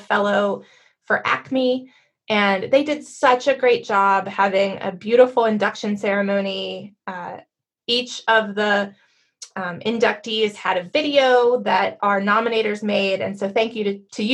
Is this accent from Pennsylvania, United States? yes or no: yes; Pittsburgh, Pennsylvania, United States; moved away; I grew up in Pittsburgh